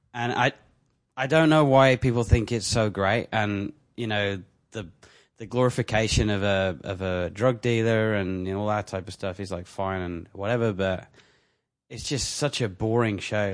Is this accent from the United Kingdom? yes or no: yes; England, United Kingdom; now in Canada; I'm English